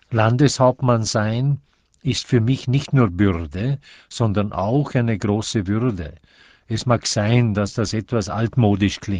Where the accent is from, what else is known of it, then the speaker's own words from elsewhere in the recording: Thüringen, Vorarlberg, Austria; Ich habe mich in die Pflicht nehmen lassen. Zunächst für meine Heimatgemeinde Thüringen, dann 1964 für den Landtag